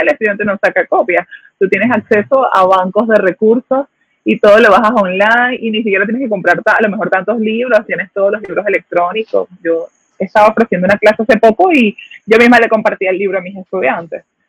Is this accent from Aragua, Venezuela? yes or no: yes; Aragua, Venezuela; moved away as an adult; also born or lived in Caracas, Venezuela / Guárico, Venezuela; now in Puerto Rico; yo nací en Caracas, eh, crecí en el estado Aragua